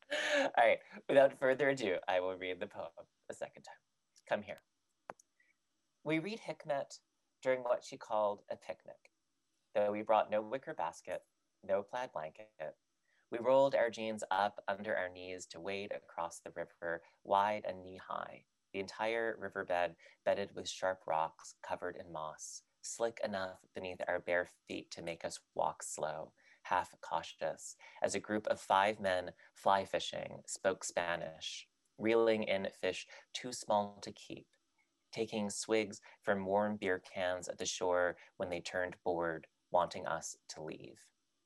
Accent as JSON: {"language": "English", "region": "England", "country": "United Kingdom", "tie": "born or raised there", "also_born_or_lived": "Texas, United States", "accent": "British", "said": "I had a very, very heavy British accent when I was a child, when I was like six. Mm-hmm. I had lived in England basically my entire speaking, I was born in Texas, but then I lived in England"}